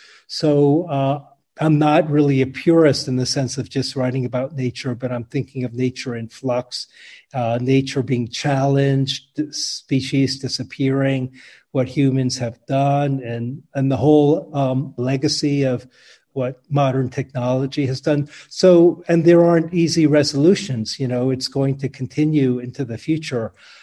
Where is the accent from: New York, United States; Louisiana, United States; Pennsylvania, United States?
New York, United States; New York City; moved away; also born or lived in Garden City, New York / San Francisco Bay Area; I was born in New York City. I lived in Queens, Fresh Meadows, when I was very young, and then a kind of suburban environment, Garden City. And there wasn't a lot of nature around. There were like trees and lawns.